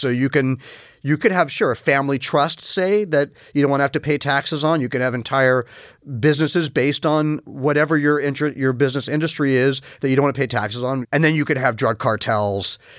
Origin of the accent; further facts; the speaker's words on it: New York, United States; I grew up largely in New York